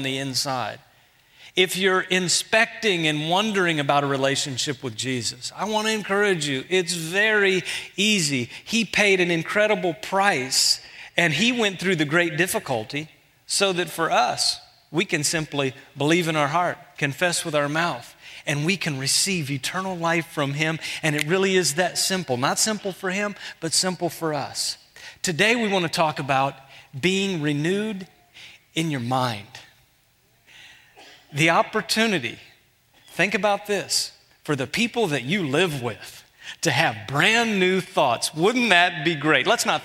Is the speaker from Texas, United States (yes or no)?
yes; Houston, Texas, United States; moved away; I'm from Houston